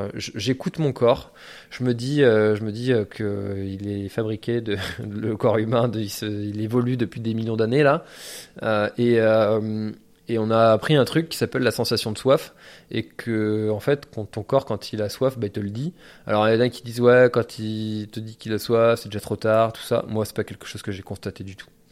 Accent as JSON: {"language": "French", "area": "Breton", "region": "Brittany", "country": "France", "said": "en tant que breton"}